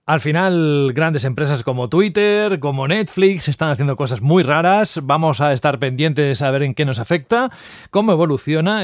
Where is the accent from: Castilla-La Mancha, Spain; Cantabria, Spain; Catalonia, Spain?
Cantabria, Spain; moved away; yo soy de Cantabria